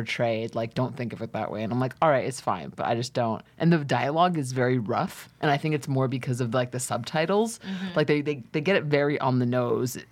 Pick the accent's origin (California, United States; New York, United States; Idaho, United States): New York, United States; New York City; I'm from New York City